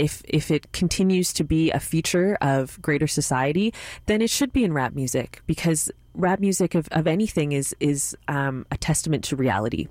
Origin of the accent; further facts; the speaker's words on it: Montreal, Quebec, Canada; my hometown